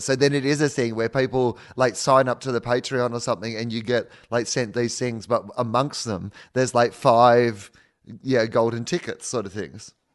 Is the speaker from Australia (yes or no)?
yes; Australia; we're from Australia